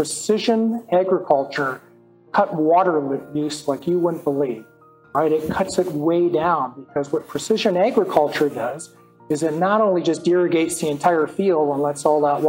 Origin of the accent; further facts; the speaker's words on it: North Dakota, United States; I'm from the Midwest. I grew up in North Dakota.